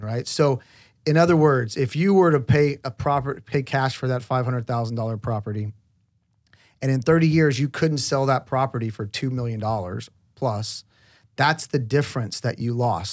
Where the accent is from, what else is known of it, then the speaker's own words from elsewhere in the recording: Oklahoma, United States; I grew up in Oklahoma